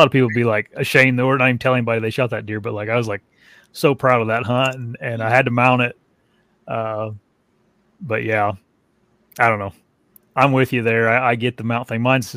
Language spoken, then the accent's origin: English; Southern Indiana, United States; I'm from Southern Indiana